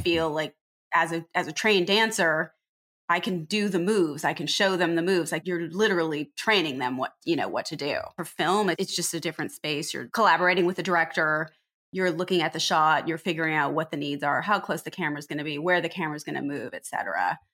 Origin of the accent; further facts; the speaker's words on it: Riverside, California, United States; also born or lived in Pomona, California; now in Los Angeles, United States; I grew up in Pomona and Riverside.